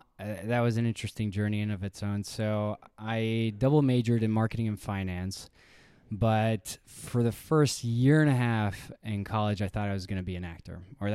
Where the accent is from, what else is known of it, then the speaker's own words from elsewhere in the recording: Hungary; also born or lived in Chicago, United States; And so I was born in Chicago, lived there for a year. And then my father got an opportunity to work out in Hungary.